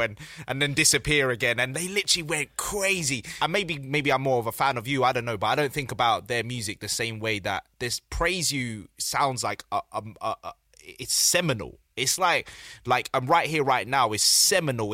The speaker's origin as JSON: {"language": "English", "region": "London", "country": "United Kingdom", "tie": "born or raised there", "said": "I grew up in South London"}